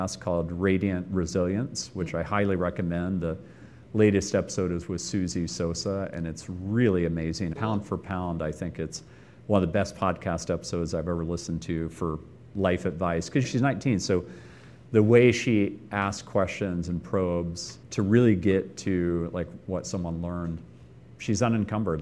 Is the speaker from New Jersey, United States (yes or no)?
no; Austin, Texas, United States; moved away as an adult; also born or lived in Silicon Valley; Growing up in Austin